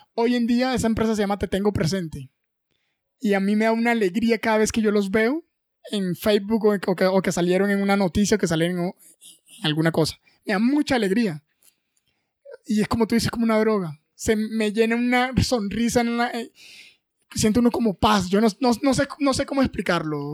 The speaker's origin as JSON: {"language": "Spanish", "town": "Riohacha", "region": "La Guajira", "country": "Colombia", "moved": "yes", "lives_now": "Bogotá, Colombia", "said": "en Ribacha, en mi tierra, en La Guajira"}